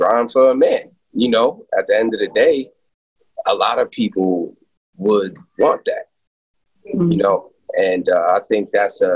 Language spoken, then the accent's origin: English; New Rochelle, New York, United States; moved away as an adult; also born or lived in Pennsylvania / Miami / Kansas City; I'm from New Rochelle, New York. Went to New Rochelle High School.